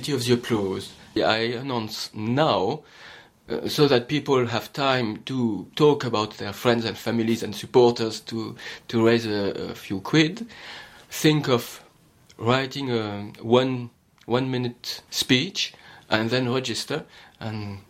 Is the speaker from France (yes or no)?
yes; France; accent: French; English is a second language; now in United Kingdom; I'm French